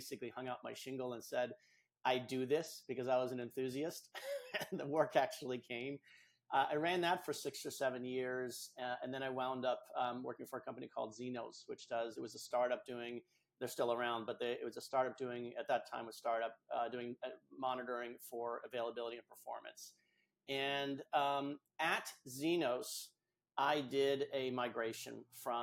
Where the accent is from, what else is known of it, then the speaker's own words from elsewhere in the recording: New England, United States; I'm from New England, here in the States